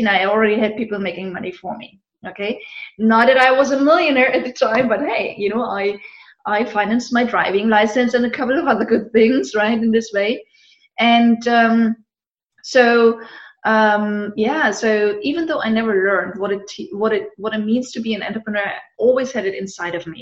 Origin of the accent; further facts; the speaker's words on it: eastern Germany, Germany; moved away; I grew up actually in Eastern Germany